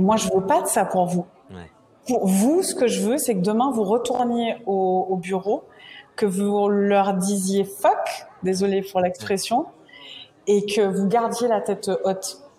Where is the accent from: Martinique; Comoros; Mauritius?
Martinique; je suis originaire de la Martinique